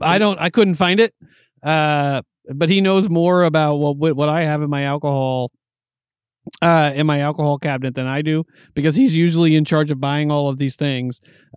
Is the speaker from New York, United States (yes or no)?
yes; New York, United States; You know, growing up in New York, it has something to do with the Red Sox, the Patriots. You know, but growing up in New York as a Yankee fan